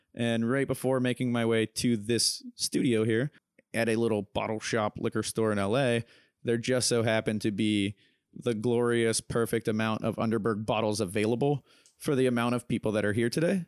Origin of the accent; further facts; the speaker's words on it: Pittsburgh, Pennsylvania, United States; I'm actually from Pittsburgh, Pennsylvania, partners in a bar there